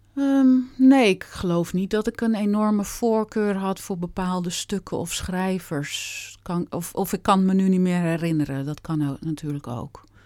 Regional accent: Gouda, South Holland, Netherlands; moved away as an adult; also born or lived in Utrecht / Rotterdam / Amsterdam; ik kom eh, geboren en getogen in Gouda

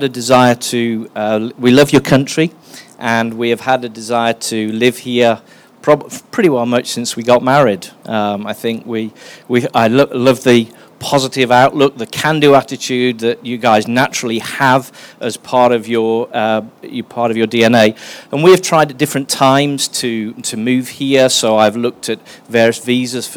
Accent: England, United Kingdom; moved away; I am English, my wife is English

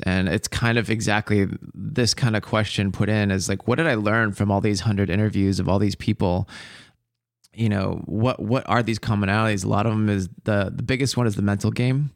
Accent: Bothell, Washington, United States; I grew up in Bothell

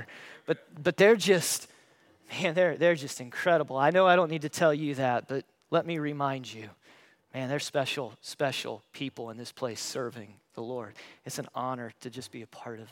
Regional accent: Paulding County, Ohio, United States; moved away; I grew up in Paulding County. That's where I was born and raised.

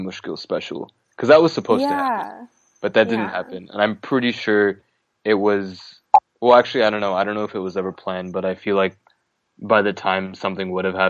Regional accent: Los Angeles, California, United States; I am from Los Angeles.

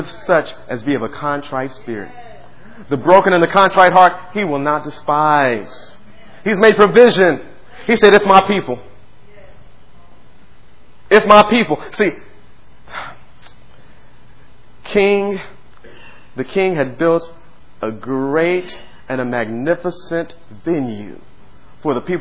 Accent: United States; I was born here in the United States of America

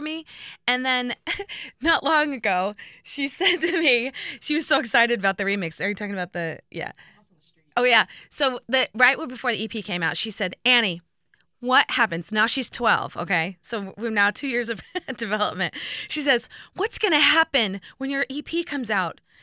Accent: Indiana, United States; growing up in Indiana

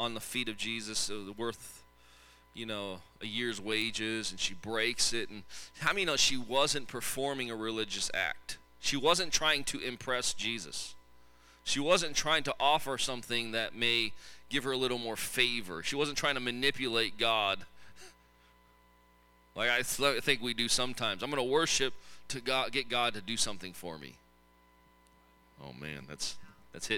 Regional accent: Tacoma, Washington, United States; I grew up in Tacoma.

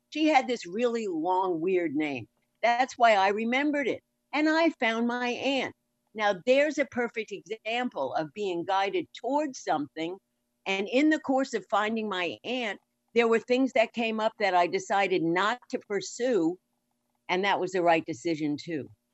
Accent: New York, United States; moved away; also born or lived in Florida / California; I'm born and raised in New York, lived in Florida, moved to California

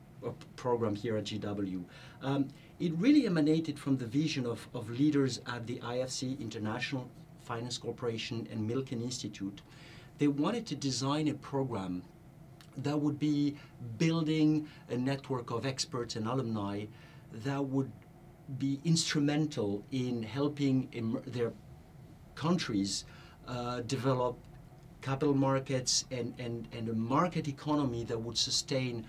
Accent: France; moved away as an adult; now in United States; back in my home country in France

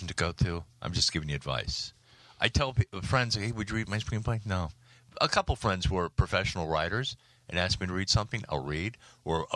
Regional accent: Miami, Florida, United States; I was raised in Miami

